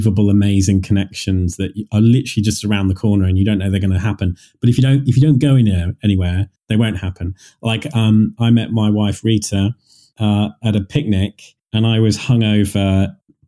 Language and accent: English; Leamington Spa, West Midlands, United Kingdom; this church in Leamington, my hometown